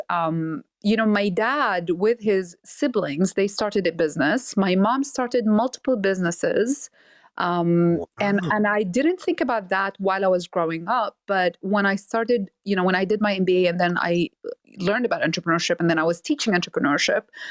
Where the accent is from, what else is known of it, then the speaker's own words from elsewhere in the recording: Nazareth, Northern District, Israel; now in San Francisco, United States; I'm Palestinian. I was born and raised in Nazareth.